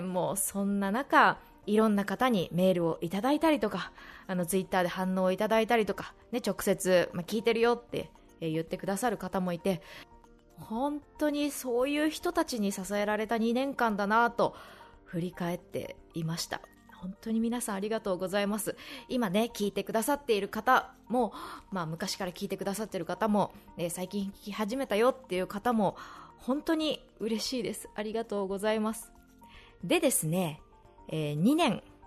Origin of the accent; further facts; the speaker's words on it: Shizuoka, Japan; 私の地元静岡県